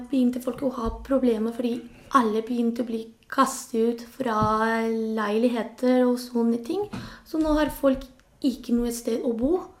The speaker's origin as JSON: {"language": "Norwegian", "country": "Spain", "second_language": "Norwegian", "lives_now": "Norway", "said": "Det er ikke lett, fordi det er litt annerledes enn der jeg kommer fra. Men jeg, jeg synes ikke jeg skal, jeg skal tilbake til Spania."}